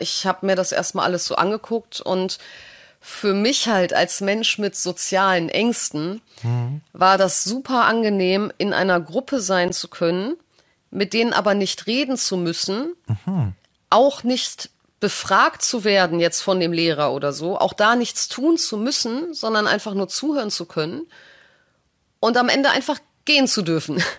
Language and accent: German; Düsseldorf, North Rhine-Westphalia, Germany; also born or lived in Italy; Ich bin in Düsseldorf aufgewachsen